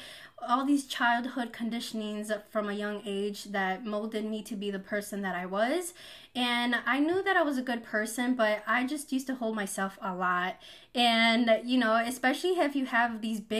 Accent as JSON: {"language": "English", "region": "a small town in Wisconsin", "country": "United States", "tie": "born or raised there", "also_born_or_lived": "Mexico City, Mexico", "said": "I was born in Mexico City, and I moved to a small town in Wisconsin when I was 2 years old"}